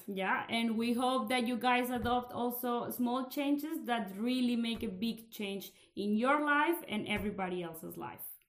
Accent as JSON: {"language": "English", "country": "Colombia", "moved": "yes", "lives_now": "Belgium", "said": "we live here in Belgium, but I come from Colombia"}